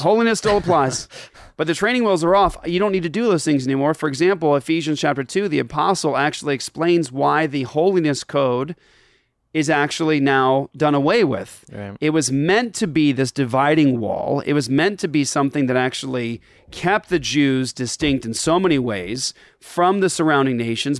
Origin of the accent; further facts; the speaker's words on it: Japan; moved away; I grew up in Japan